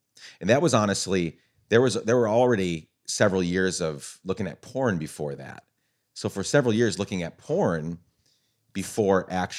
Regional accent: Guatemala; And I was a missionary kid growing up in Guatemala, so I had friends, but like they weren't talking about it.

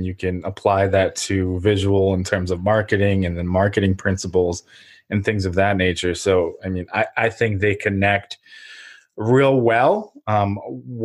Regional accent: Ukraine; moved away; I'm from Ukraine originally

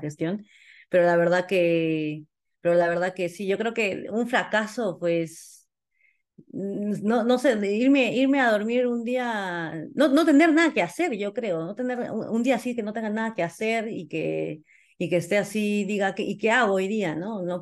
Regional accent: Peru; como socios somos peruanos

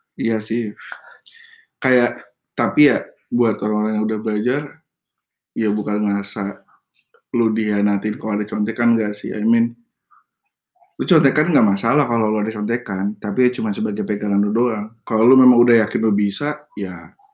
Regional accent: Indonesia; kita orang Indo

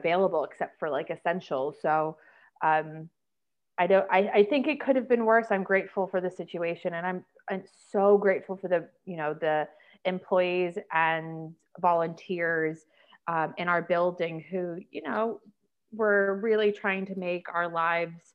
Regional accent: New York City, New York, United States; moved away as an adult; also born or lived in London; now in Ho Chi Minh City, Vietnam; I was born and raised Brooklyn, and It was great. I mean, growing up in New York City was super fun.

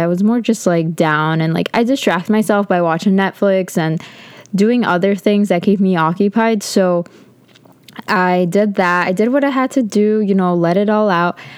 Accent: Connecticut, United States; moved away as an adult; I'm from Connecticut

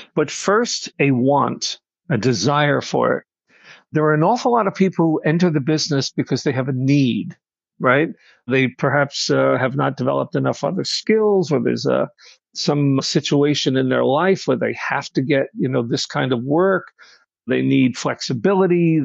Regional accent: Nassau County, Long Island, New York, United States; also born or lived in Brooklyn, New York; I'm from Long Island, New York, uh, born in Brooklyn, raised in Nassau County

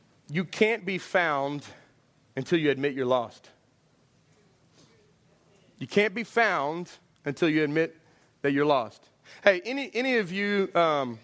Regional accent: Houston, Texas, United States; I'm from Houston

